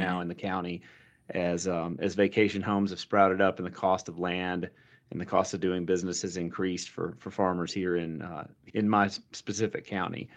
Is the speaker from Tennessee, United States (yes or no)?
no; Alabama, United States; moved away; also born or lived in Paraguay; I'm a I'm a dude from Alabama who speaks Spanish with an Argentine accent